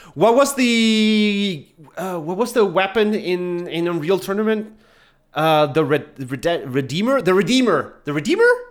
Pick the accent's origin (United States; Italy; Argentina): Argentina; I'm from Argentina.